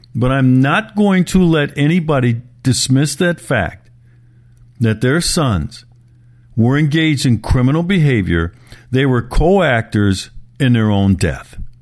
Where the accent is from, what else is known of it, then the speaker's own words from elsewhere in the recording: Milwaukee, Wisconsin, United States; my hometown, Milwaukee